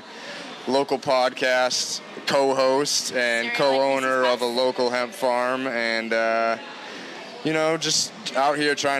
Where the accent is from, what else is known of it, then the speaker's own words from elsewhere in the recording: New Bedford, Massachusetts, United States; also born or lived in Plymouth, Massachusetts / Colorado; I'm from Mass. I was born in New Bedford, graduated from Plymouth.